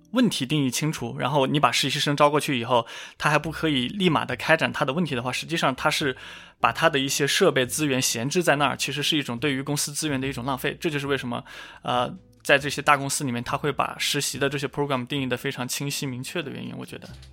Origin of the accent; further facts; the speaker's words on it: Hunan, China; 我家就是湖南那边